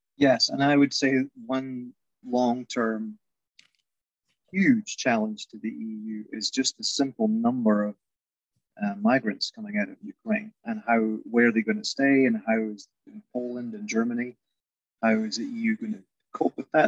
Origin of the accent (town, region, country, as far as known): central Scotland, United Kingdom; born or raised there